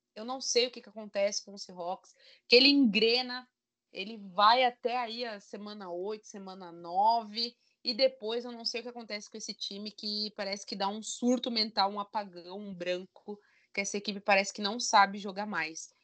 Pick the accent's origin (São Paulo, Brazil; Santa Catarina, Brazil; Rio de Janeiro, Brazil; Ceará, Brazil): Santa Catarina, Brazil; Eu que sou aqui de Santa Catarina